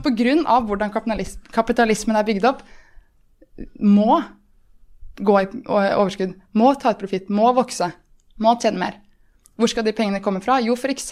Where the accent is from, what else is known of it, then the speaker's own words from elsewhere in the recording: Moss, Østfold, Norway; jeg kommer jo fra Moss